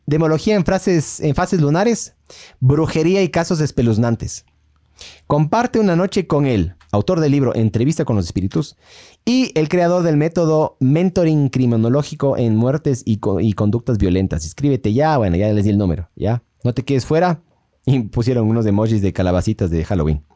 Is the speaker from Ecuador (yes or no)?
yes; Ecuador; Somos ecuatorianos